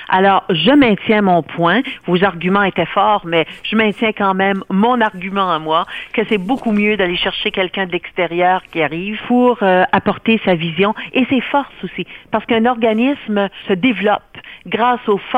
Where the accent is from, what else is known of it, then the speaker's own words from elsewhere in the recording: New Brunswick, Canada; ben moi je suis originaire du Nouveau-Brunswick